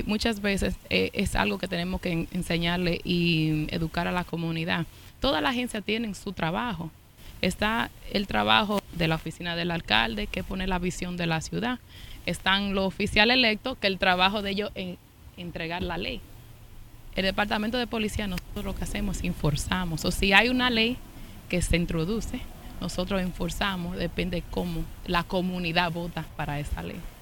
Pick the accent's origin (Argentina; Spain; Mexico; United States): United States; New York; also born or lived in Santiago, Dominican Republic; yo me crié y aquí en los Estados Unidos, en Washington High, donde estamos ahora, me pasé todos los veranos en Santiago